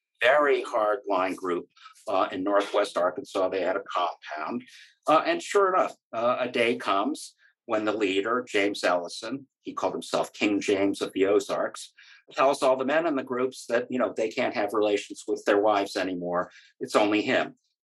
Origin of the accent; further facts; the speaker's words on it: Greece; my God, I grew up partly in Greece. It's the most wonderful country.